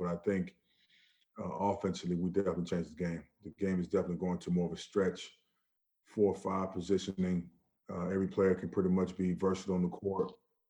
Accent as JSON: {"language": "English", "region": "New York", "country": "United States", "tie": "born or raised there", "also_born_or_lived": "Orlando, Florida", "moved": "yes", "said": "I was raised in New York. I was raised in New York, man. I spent, like, 8 years of my childhood years in New York."}